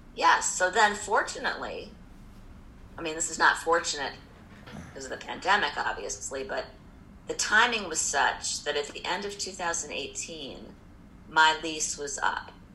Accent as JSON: {"language": "English", "town": "Indianapolis", "region": "Indiana", "country": "United States", "tie": "born or raised there", "also_born_or_lived": "New York", "moved": "yes", "said": "I'm from Indianapolis originally. I mean, I wasn't born there, but I grew up there and went to school in Indiana"}